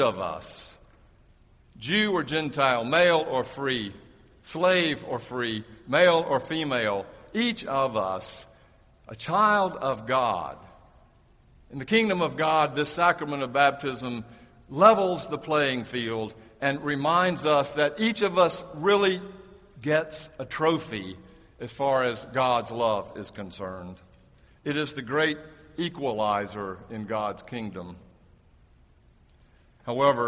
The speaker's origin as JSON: {"language": "English", "region": "the South", "country": "United States", "tie": "born or raised there", "said": "When I was growing up in the South"}